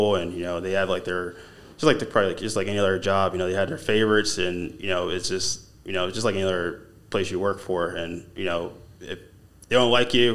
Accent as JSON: {"language": "English", "town": "Philadelphia", "region": "Pennsylvania", "country": "United States", "moved": "yes"}